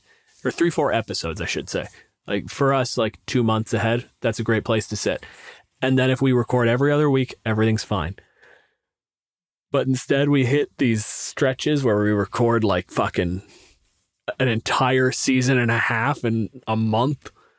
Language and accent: English; Canada; I'm a physicist. I'm from Canada.